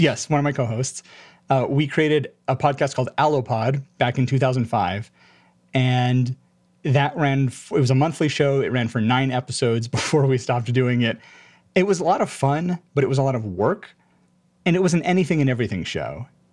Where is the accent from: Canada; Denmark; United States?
United States; Honolulu, Hawaii; moved away as an adult; now in Spokane, United States; I was born in Honolulu, Hawaii, and spent eighteen years growing up there